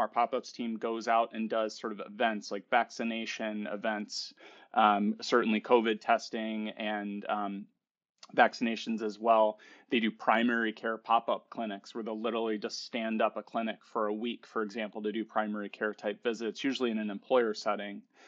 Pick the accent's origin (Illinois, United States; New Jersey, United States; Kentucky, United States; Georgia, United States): Illinois, United States; Chicago; I'm from Chicago